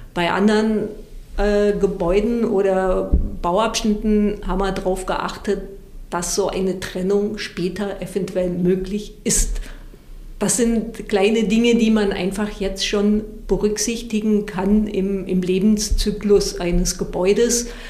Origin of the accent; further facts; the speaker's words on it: Southern Germany, Germany; ich komme aus Süddeutschland